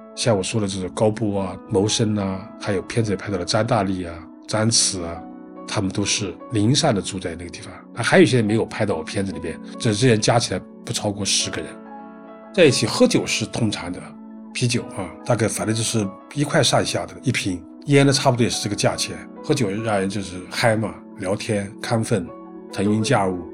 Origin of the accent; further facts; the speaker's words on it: Kunming, Yunnan, China; moved away as an adult; now in Beijing, China; 是一九五六年出生，今年六十七岁，在我老家云南昆明出生在那里，我在北京已经待了三十几个年